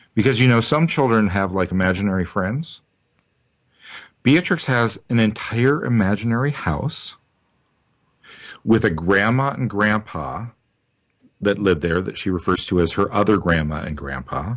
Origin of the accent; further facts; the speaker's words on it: New Orleans, Louisiana, United States; I'm Creole from New Orleans